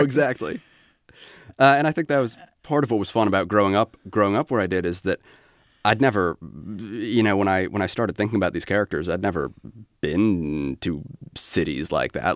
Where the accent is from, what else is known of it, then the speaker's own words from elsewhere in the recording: Alaska, United States; I grew up in Alaska